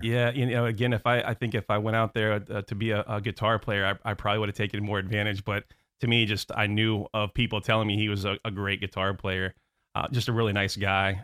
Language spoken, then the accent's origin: English; Orlando, Florida, United States; also born or lived in Houston, Texas / New Jersey; I was born in Houston, Texas. Don't remember anything about it 'cause I moved to, uh, New Jersey. My father was a hotelier, worked with, uh, Bill Marriott, um, so we ended up back in Orlando, um, at a very young age